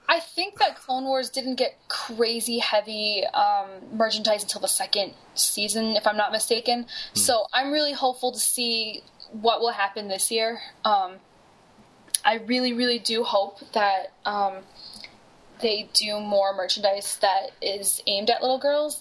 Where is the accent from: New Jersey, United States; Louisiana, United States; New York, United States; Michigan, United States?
New York, United States; Buffalo; moved away; I came from Buffalo, New York, and you know, as a little kid with like hair to my butt, put my hair up in you know pigtails, and you know, go in the snow